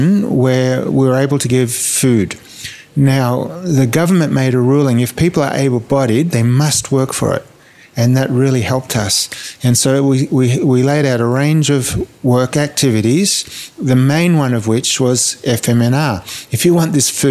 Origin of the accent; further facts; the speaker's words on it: Australia; moved away as an adult; also born or lived in Niger; my experience growing up in Australia